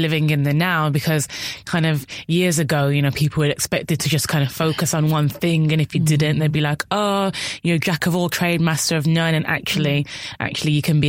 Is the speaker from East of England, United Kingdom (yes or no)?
no; Birmingham, West Midlands, United Kingdom; now in London, United Kingdom; I'm a Brummie